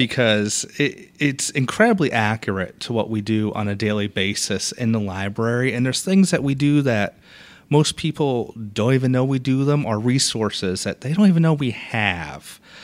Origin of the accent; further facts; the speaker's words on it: Boston, Massachusetts, United States; moved away as an adult; also born or lived in Valdosta, Georgia; now in Port Orange, United States; I was born and raised in Boston, Massachusetts